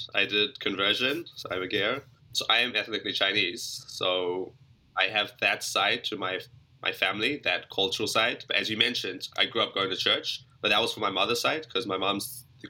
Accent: Auckland, New Zealand; also born or lived in Johannesburg, South Africa; I was born in South Africa, in Joburg, but I grew up basically my whole life in New Zealand.

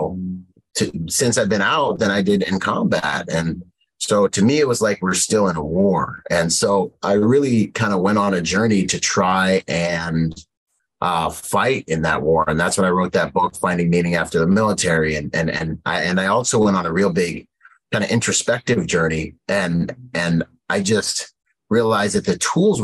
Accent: Washington, United States; moved away as an adult; also born or lived in Bahamas; I was born in the Bahamas and grew up between Washington State and the Bahamas. So my dad was down there, and Mama was in Washington State

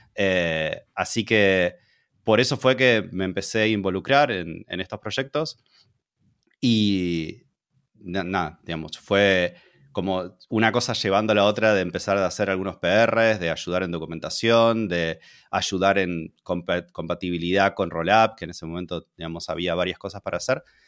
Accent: Argentina; now in Hungary; soy argentino. Ahora estoy viviendo en, en, Hungría

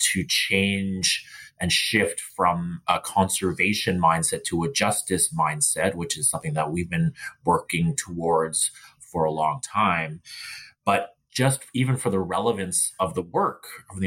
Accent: Burnaby, British Columbia, Canada; I grew up in Burnaby, and my family has been here in these lands in so-called Canada since the 1920s

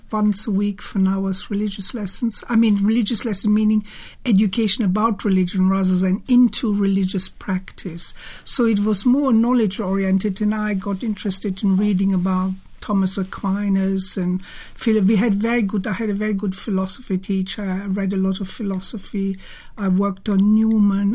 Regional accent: Germany; also born or lived in Cologne; now in United Kingdom; I was born in Cologne, but I was born just before the beginning of the Second World War, and then mm-hmm. we were evacuated, and then I grew up in a very rural area in the mountains

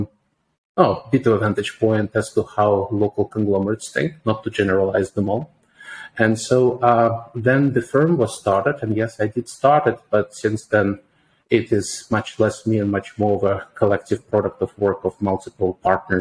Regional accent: St. Petersburg, Saint Petersburg, Russia; moved away as an adult; now in Singapore; born and brought up in St. Petersburg, northwest

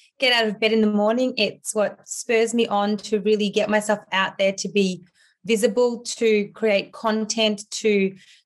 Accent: Australia; English is a second language; also born or lived in Ukraine; I grew up in Australia primarily. I went to primary school, high school, and then completed a Bachelor of Communications at university

